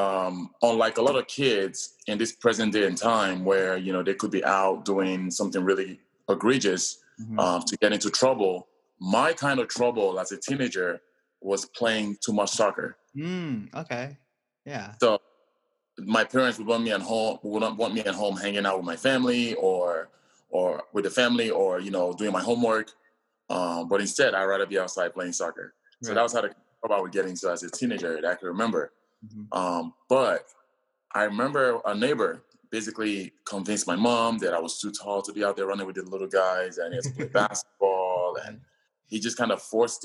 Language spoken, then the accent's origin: English; Nigeria; now in United States; I was born in Nigeria, like you mentioned, and growing up one of 9 kids